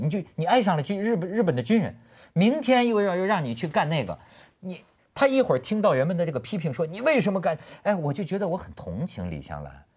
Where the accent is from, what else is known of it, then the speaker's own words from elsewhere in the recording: Shijiazhuang, Hebei, China; 我是从小在石家庄长大的，所以我一般就认为我是河北人